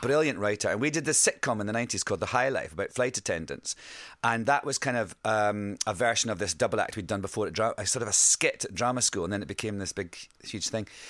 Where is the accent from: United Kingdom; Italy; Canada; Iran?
United Kingdom; Scotland; accent: Scottish; I sing with my Scottish accent